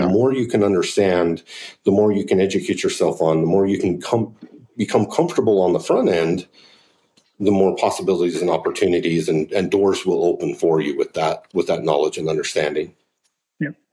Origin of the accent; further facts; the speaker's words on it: Pavant, Utah, United States; I grew up on the Pavant in Utah